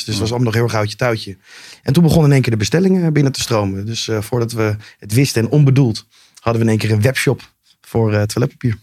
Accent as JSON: {"language": "Dutch", "town": "Amsterdam", "region": "North Holland", "country": "Netherlands", "tie": "born or raised there", "said": "Ik ben geboren in Amsterdam."}